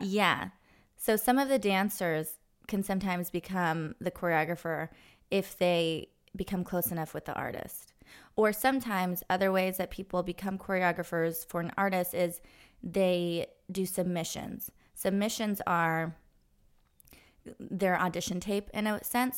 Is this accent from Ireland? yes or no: no; Los Angeles, California, United States; I grew up in Los Angeles